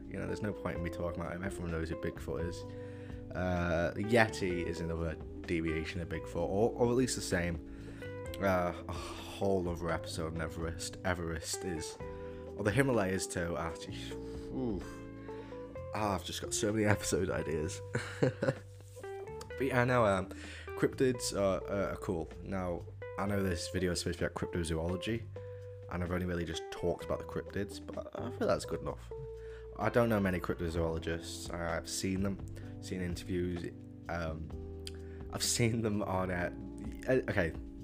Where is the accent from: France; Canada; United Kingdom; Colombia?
United Kingdom; the Wirral, North West England; From the Wirral. Obviously, I was born in the Wirral